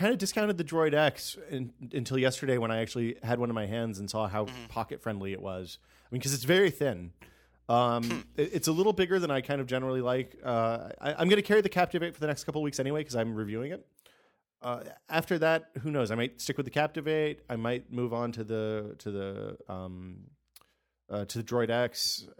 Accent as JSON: {"language": "English", "country": "United States", "said": "something you should – would be an interesting story for you to write is all the stuff that you can't get as a Canadian we Americans can get."}